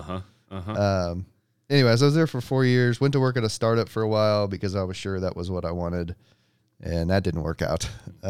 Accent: Liberty, Missouri, United States; That's more literal. No, you're good. So grew up in Liberty. My wife grew up in North Kansas City, so we're both like

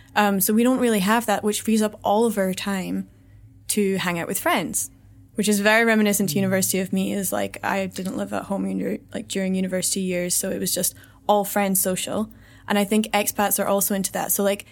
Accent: Scotland, United Kingdom; now in Vietnam; It's challenging to live in Vietnam because the culture is so, so different to, I mean, we're both from Scotland, it's completely different to what we're used to.

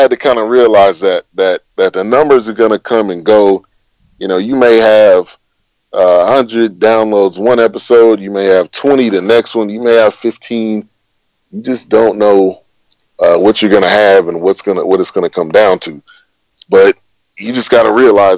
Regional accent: Bay Area, California, United States; I grew up in the Bay Area

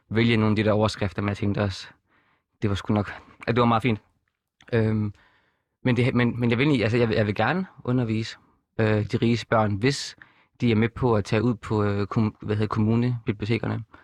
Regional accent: Horsens, Central Denmark Region, Denmark; moved away as an adult; født og opvokset i Horsens, boede der til jeg var 21

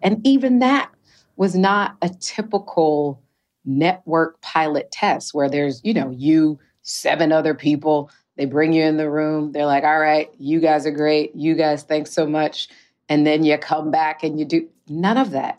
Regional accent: Detroit, Michigan, United States; growing up in Detroit

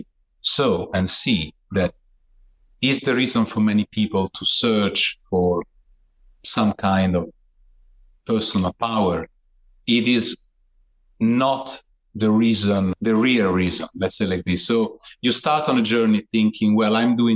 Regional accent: Italy; I was born in Italy

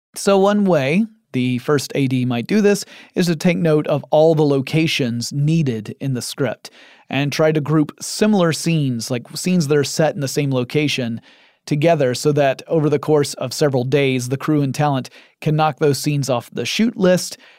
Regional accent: Atlanta, Georgia, United States; I live in Atlanta, Georgia, in the United States of America. And my hometown has become something of a second Hollywood

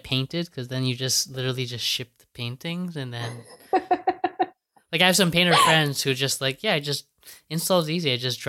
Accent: California, United States; As you're describing, you know, growing up in Central California, I was like thinking about that.

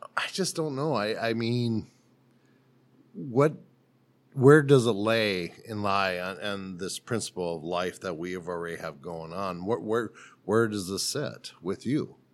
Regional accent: South Dakota, United States; moved away; So I'm from South Dakota

